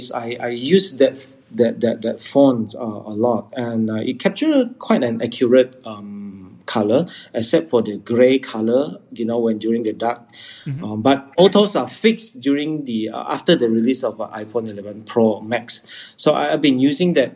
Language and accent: English; Sarawak, Malaysia; I am from Sarawak